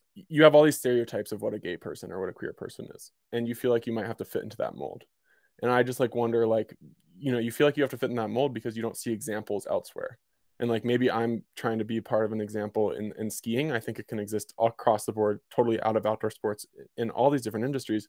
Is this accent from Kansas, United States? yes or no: no; Virginia, United States; moved away as an adult; also born or lived in Colorado; now in Jackson, Wyoming, United States; I'm originally from Virginia